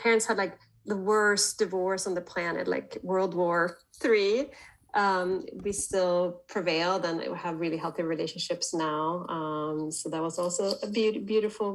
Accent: Sweden; I'm born and raised in Sweden

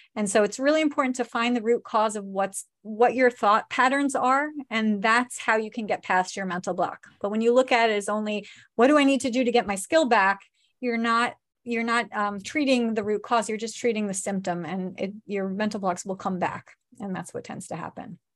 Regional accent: New York, United States; we're from New York.

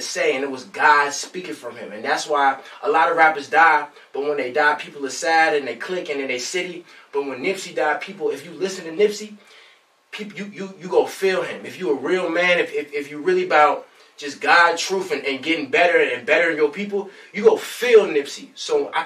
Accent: Long Beach, California, United States; I'm from Long Beach, California

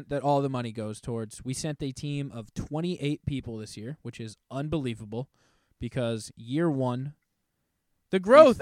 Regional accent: New Hampshire, United States; We are from New Hampshire.

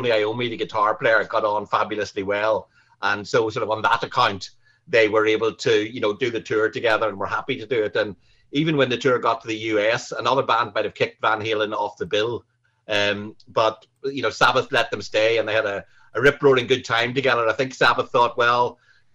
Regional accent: Newcastle, Northern Ireland, United Kingdom; now in London, United Kingdom; I'm from Northern Ireland

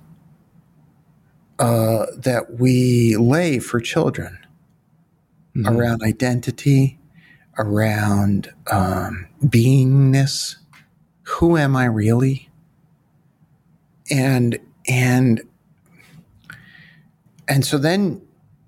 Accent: New York City, New York, United States; I'm from Brooklyn

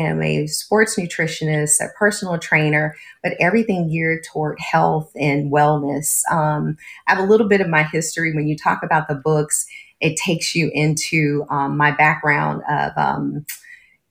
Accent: Los Angeles, California, United States; also born or lived in Phoenix, Arizona; I'm originally born in Phoenix, Arizona, but was relocated to California when I was 3 months old. So I claim myself always to be a California girl.

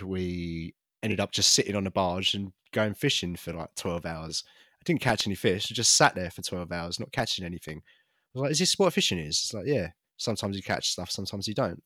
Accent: United Kingdom; I'm British.

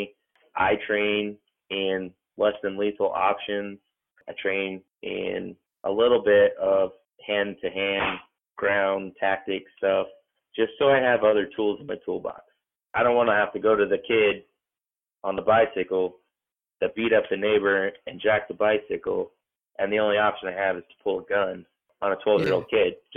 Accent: Texas, United States; now in Nevada, United States; I grew up in Texas and I consider myself to be a transplant in Nevada, but this is what we're calling home.

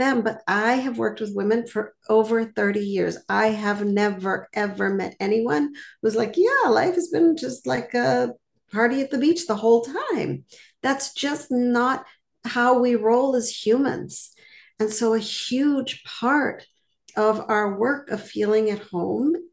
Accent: Montreal, Quebec, Canada; now in Boston, United States; I live in Boston now, but I grew up in Montreal.

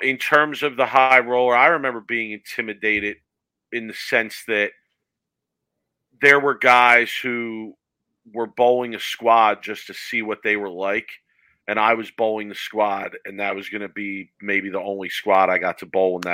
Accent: Philadelphia, Pennsylvania, United States; growing up in Philly, we bowled on almost exclusively wood lanes

